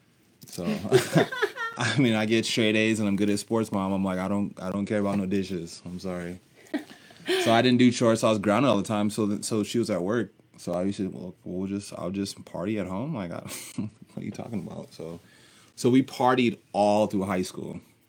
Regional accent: Littleton, Colorado, United States; also born or lived in Nebraska / Texas / Oklahoma; I was born in Nebraska, but I grew up in Littleton. I went to Bear Creek High School.

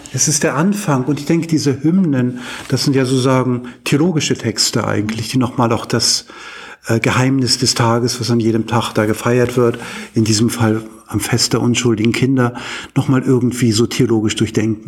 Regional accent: Hamburg, Germany; moved away as an adult; now in Uppsala, Sweden; ich bin ja ursprünglich Hamburger

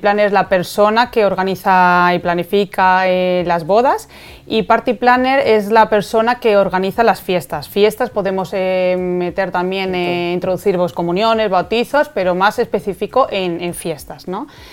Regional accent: Spain; aquí en España

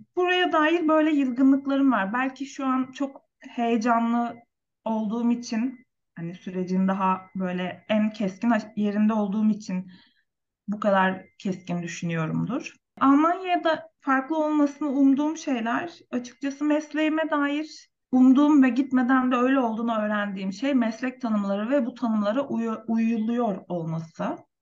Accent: Turkey; Türkiye'de yaşam benim için tabii ki memleketim

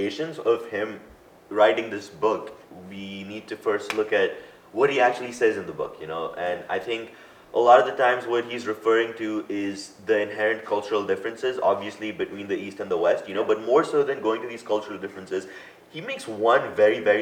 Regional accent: India; growing up in Asia

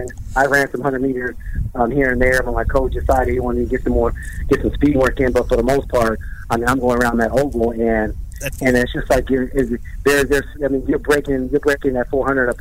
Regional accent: Riverside, California, United States; Riverside Community College in my hometown

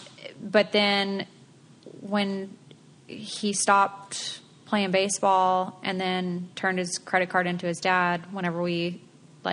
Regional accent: the South, United States; I was raised in the South.

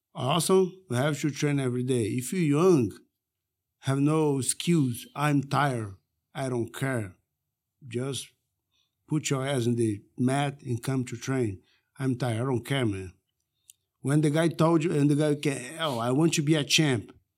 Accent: Manaus, Amazonas, Brazil; moved away; also born or lived in Rio de Janeiro; I came from Manaus

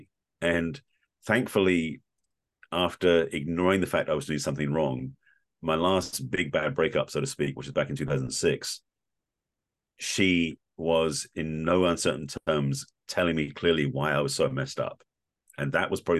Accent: England, United Kingdom; growing up in England in a very reserved, stoic Jewish family

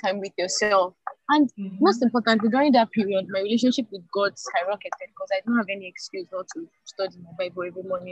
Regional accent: Nigeria; being in Nigeria, be, being a Nigerian, a Nigerian

